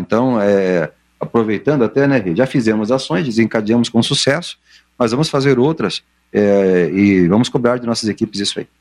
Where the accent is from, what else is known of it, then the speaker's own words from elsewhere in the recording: Londrina, Paraná, Brazil; Eu sou de Londrina